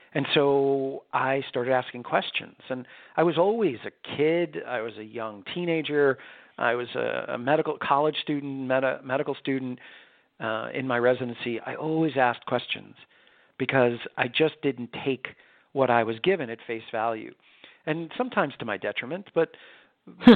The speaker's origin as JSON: {"language": "English", "region": "New York", "country": "United States", "tie": "born or raised there", "said": "I was born and raised in New York"}